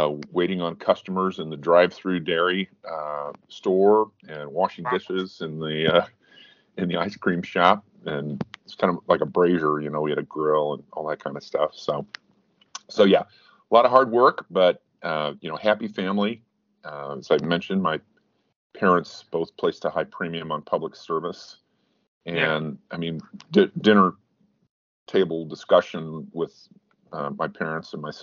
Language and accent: English; Beech Grove, Indiana, United States; I was born in Beech Grove on Halloween, October 31 in 1957